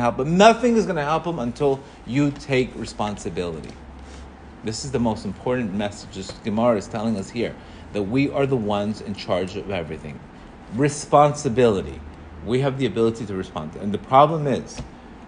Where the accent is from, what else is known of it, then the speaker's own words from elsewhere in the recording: Colombia; English is a second language; moved away; I grew up in Colombia. I didn't even speak English when I came here.